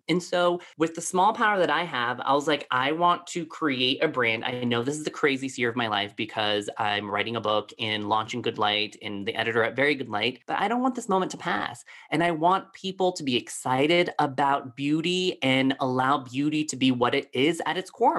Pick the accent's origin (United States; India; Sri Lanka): United States; Colorado Springs, Colorado; growing up in Colorado Springs, Colorado, I was one of the only Asians growing up here.